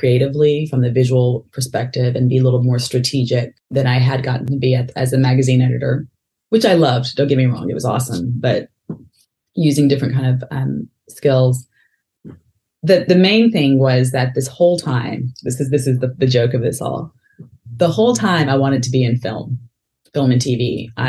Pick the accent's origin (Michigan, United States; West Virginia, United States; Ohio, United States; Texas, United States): Texas, United States; moved away as an adult; also born or lived in North Carolina; now in Atlanta, United States; I grew up in Texas.